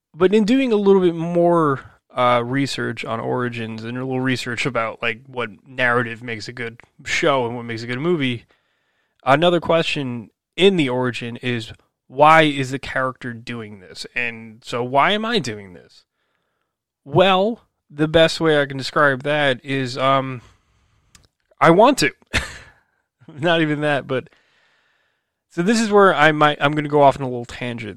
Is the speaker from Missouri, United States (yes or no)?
no; New Jersey, United States; also born or lived in New York City / Illinois; I was born and raised in New Jersey